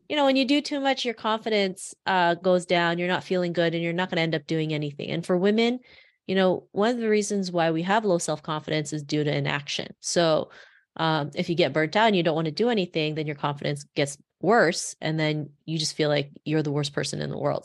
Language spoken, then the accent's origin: English; Toronto, Ontario, Canada; growing up in Toronto